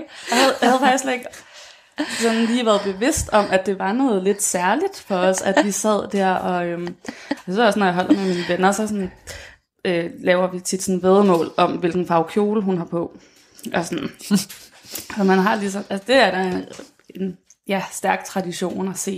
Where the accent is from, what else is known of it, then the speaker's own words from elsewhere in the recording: Denmark; os som danskere